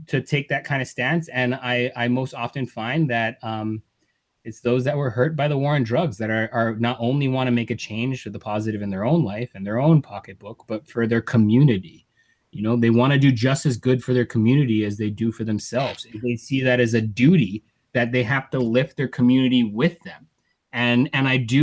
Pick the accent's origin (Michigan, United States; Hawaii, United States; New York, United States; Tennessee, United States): Hawaii, United States; Native Hawaiian, United States; I'm Native Hawaiian